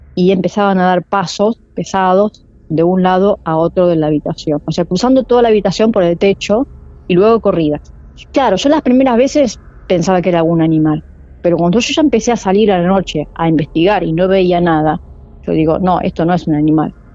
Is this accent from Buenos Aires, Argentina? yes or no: yes; Del Viso, Buenos Aires, Argentina; Ahí nací yo, en Delviso